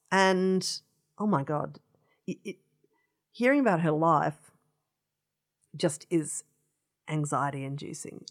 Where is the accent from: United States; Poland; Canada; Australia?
Australia; Adelaide, South Australia; growing up in Adelaide